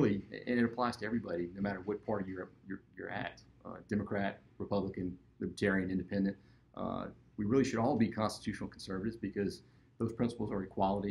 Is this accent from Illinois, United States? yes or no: no; Lafayette, Louisiana, United States; I was born and raised here in Lafayette